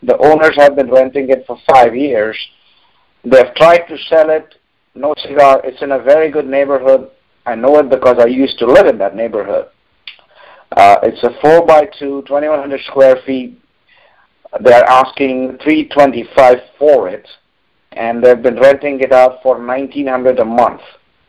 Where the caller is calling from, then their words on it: Jacksonville, Florida, United States; Jacksonville, Florida.